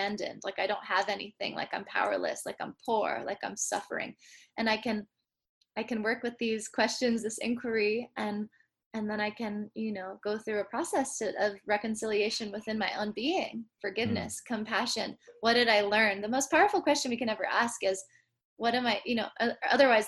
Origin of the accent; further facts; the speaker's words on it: San Francisco, California, United States; growing up in San Francisco